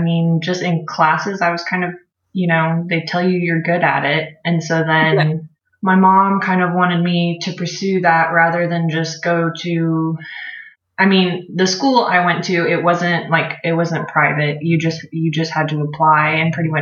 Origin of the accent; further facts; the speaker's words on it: Oklahoma City, Oklahoma, United States; I'm from Oklahoma in the States. I was born and raised in Oklahoma City